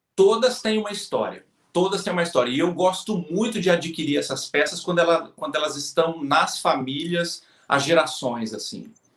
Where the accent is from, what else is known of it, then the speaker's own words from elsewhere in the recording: Olímpia, São Paulo, Brazil; accent: R de porta (caipira); moved away as an adult; now in São Paulo, Brazil; Eu sou natural de Olímpia, né? Acho que o pessoal de casa já deve ter percebido o V de porta, que eu falo de vez em quando.